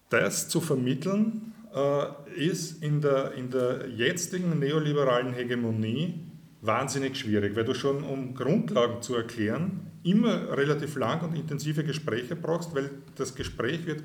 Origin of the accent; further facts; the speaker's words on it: Burgenland, Austria; ich bin Burgenländer. Ich bin aufgewachsen direkt am Eisernen Vorhang.